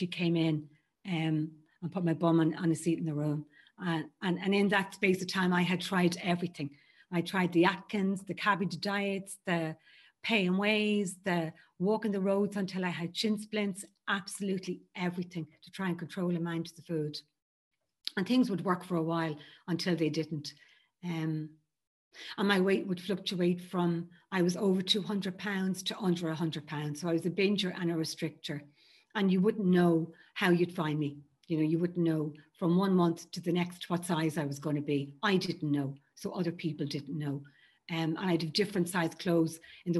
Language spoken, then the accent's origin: English; Ireland; I grew up in Ireland in a very Catholic home.